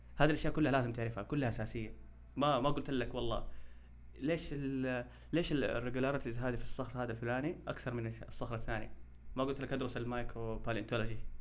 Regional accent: Saudi Arabia; عندنا في السعوديه

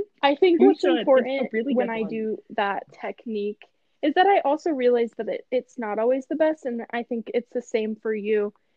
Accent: Midwest, United States; Midwest. Like, we're not even from Texas, guys.

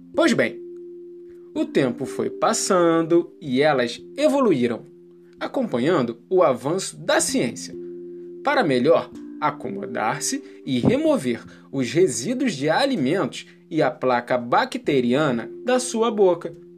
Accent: Rio de Janeiro, Brazil; sou nascido e criado aqui, no Morro do Salgueiro

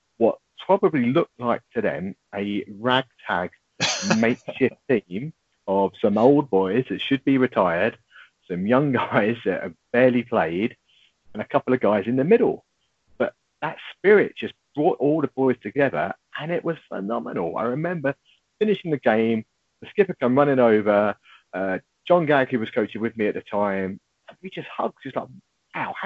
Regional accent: Harlow, East of England, United Kingdom; also born or lived in London; I was born and bred in Harlow

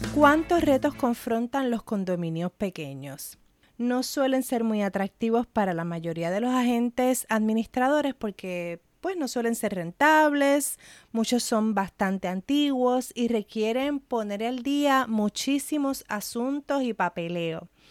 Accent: Puerto Rico; mi experiencia como puertorriqueña

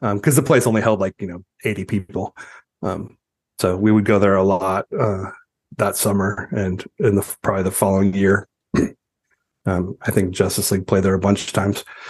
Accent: Ontario, California, United States; also born or lived in Rowland Heights, California / Walnut, California / Costa Mesa, California; I was growing up in Ontario

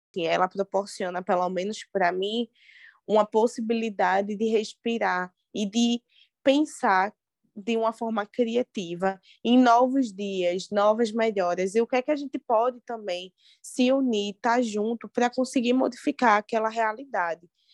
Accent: Recife, Pernambuco, Brazil; moved away as an adult; now in Serra Talhada, Brazil; sou de Recife

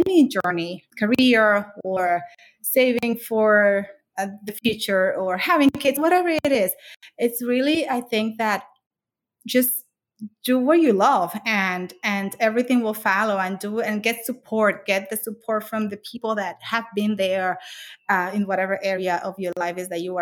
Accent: Dominican Republic; moved away as an adult; now in United States; I grew up in the Dominican Republic. I came here when I was 19

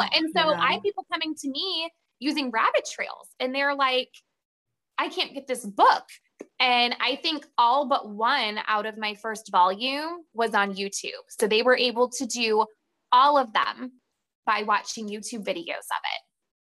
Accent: Ohio, United States; And so I'm from Ohio and I've never been to the Cincinnati Zoo.

